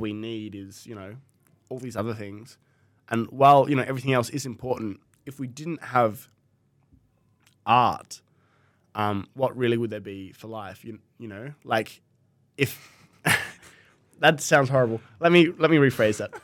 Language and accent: English; Tasmania, Australia; I'm from Tasmania